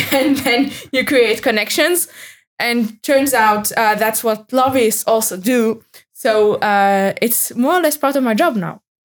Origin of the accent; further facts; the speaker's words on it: Tunisia; moved away as an adult; now in Brussels, Belgium; I come from Tunisia